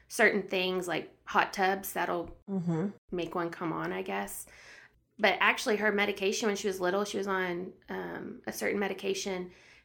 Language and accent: English; Austin, Texas, United States; So I'm the youngest of three girls, born and raised in Austin, Texas.